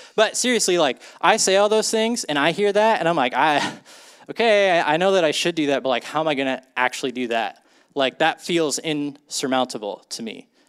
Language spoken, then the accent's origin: English; Ames, Iowa, United States; I grew up in Ames, Iowa, like a pretty normal suburban, uh, childhood